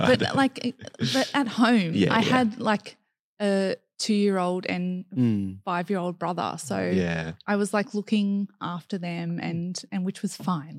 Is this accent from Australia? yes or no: yes; Grays Point, New South Wales, Australia; I really enjoyed growing up in Grays Point.